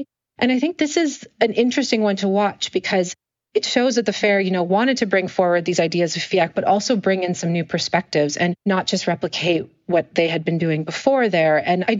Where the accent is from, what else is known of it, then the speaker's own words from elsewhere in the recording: Canada; I try to speak French as a Canadian.